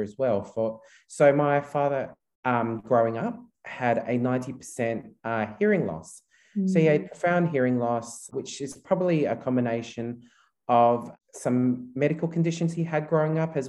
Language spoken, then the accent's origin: English; Australia; also born or lived in Philippines; My mother and father are both Filipino, and they decided to migrate to Australia back in 1984, which is quite a long time ago now. I was only 6 months at the time